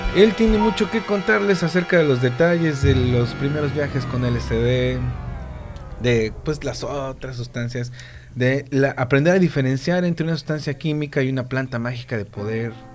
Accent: Pachuca, Hidalgo, Mexico; now in Playa del Carmen, Mexico; muchos somos de Pachuca

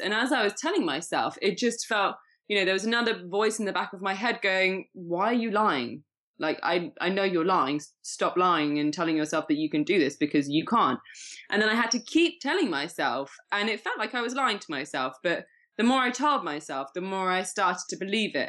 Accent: Shrewsbury, West Midlands, United Kingdom; also born or lived in Winchester; now in Leicestershire, United Kingdom; I was born in Shropshire

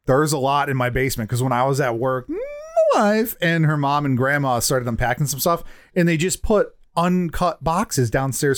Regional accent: United States; as an American

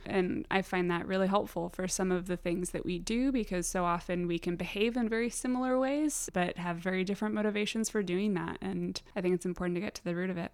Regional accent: San Diego, California, United States; moved away as an adult; now in Richmond, United States; I am from San Diego, born and raised

